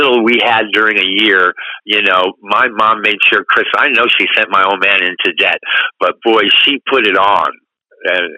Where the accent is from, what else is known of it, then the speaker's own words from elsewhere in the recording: East Coast, United States; we grew up on the East Coast